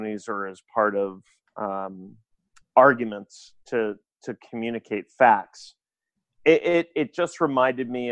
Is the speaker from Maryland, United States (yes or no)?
yes; Maryland, United States; Elijah Cummings, who is a representative from my home state